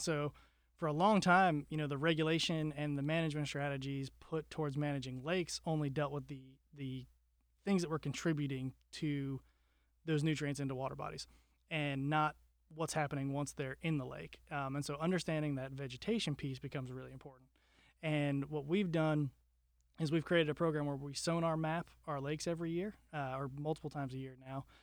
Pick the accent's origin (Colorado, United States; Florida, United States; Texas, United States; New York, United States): Florida, United States; Wellington; I grew up in South Florida in a town called Wellington